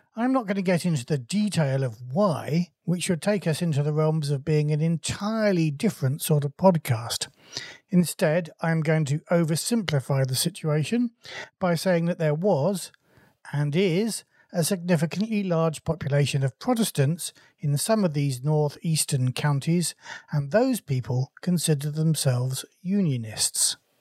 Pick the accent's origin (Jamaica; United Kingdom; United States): United Kingdom; England; as an Englishman